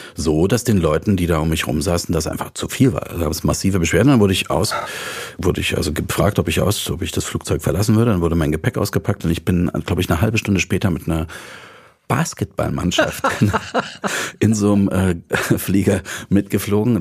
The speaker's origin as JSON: {"language": "German", "town": "Dresden", "region": "Saxony", "country": "Germany", "tie": "born or raised there", "moved": "yes", "said": "Also ich komme aus Dresden, ich bin in Dresden groß geworden"}